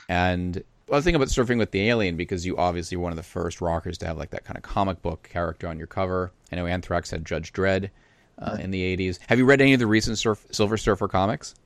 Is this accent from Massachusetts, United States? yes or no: yes; Boston, Massachusetts, United States; in Boston, I would watch Creature Double